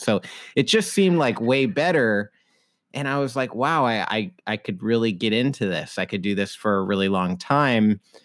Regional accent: Idaho, United States; now in Seattle, United States; I grew up in Idaho

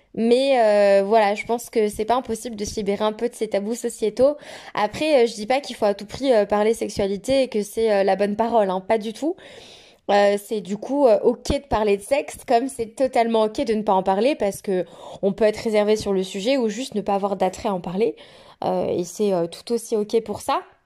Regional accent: Auvergne-Rhône-Alpes, France; moved away as an adult; now in Queenstown, New Zealand; je suis française et originaire de la très belle région Rhône-Alpes

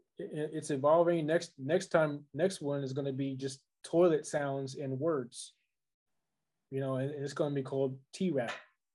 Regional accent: Los Angeles, California, United States; I'm from the South. They're not from my hood. You know what I mean? I'm from LA streets.

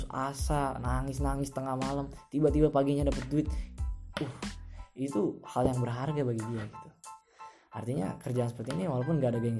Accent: Central Java, Indonesia; di desa aku aku di desa juga nggak

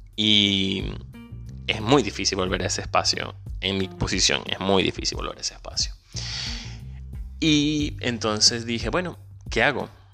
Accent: Venezuela; moved away; Soy venezolano, inmigrante

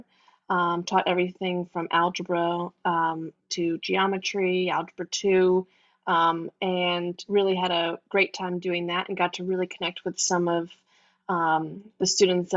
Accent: northern New Jersey, United States; moved away as an adult; also born or lived in Iowa; I'm originally from New Jersey, northern New Jersey, outside New York City

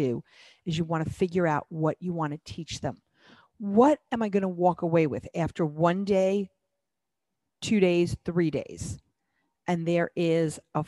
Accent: New York City, New York, United States; I grew up in New York City

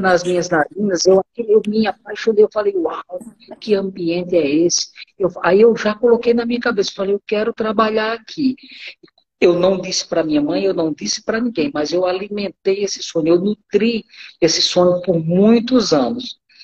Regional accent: sertão of Paraíba, Brazil; moved away as an adult; now in Rondônia, Brazil; eu sou um paraibano, sou lá do sertão da Paraíba e que em 86 veio para Rondônia

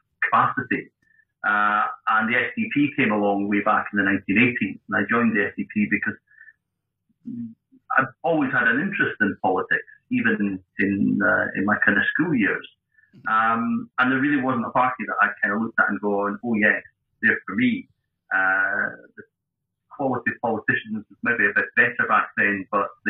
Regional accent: Edinburgh, Scotland, United Kingdom; also born or lived in West Lothian / Johannesburg, South Africa; now in Dunfermline, United Kingdom; Born in Edinburgh, initially raised in Trefethen, West Lothian, moved to Edinburgh.

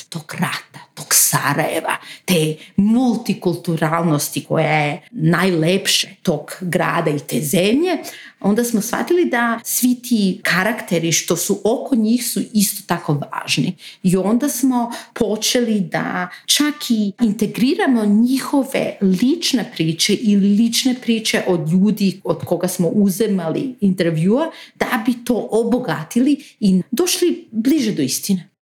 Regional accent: North Macedonia; Znači ja nisam iz Bosne, iz Makedonije sam

